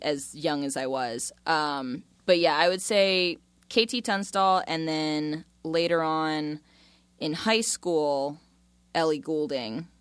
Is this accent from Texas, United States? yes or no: no; Florida, United States; also born or lived in Tortola, British Virgin Islands; Florida raised, not Florida born.